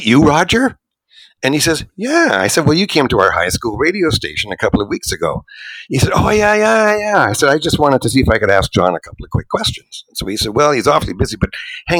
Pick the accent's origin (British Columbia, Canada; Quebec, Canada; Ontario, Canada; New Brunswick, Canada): Quebec, Canada; Montreal; born or raised there; moved away as an adult; also born or lived in Toronto; now in Vancouver, Canada